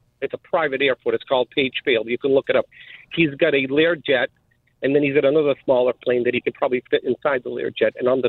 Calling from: Fort Myers, Florida, United States; I'm calling from the Fort Myers area.

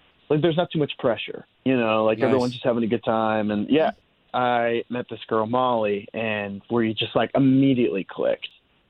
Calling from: Davenport, Iowa, United States

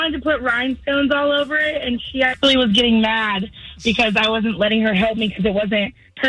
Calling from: Winter Springs, Florida, United States; I'm calling from Winter Springs.

